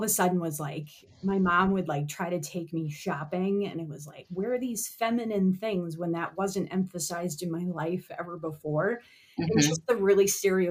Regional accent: Minneapolis, Minnesota, United States; I grew up here in the Twin Cities

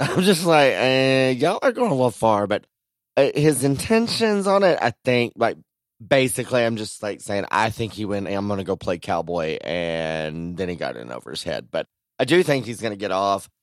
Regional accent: Texas, United States; growing up in Texas

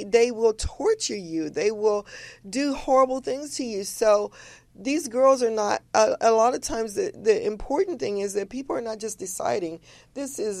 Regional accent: Chicago, Illinois, United States; I grew up in Chicago

